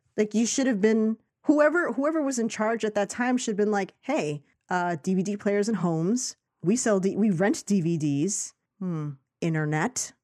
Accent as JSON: {"language": "English", "town": "New York City", "region": "New York", "country": "United States", "tie": "born or raised there", "said": "I grew up in Astoria, Queens"}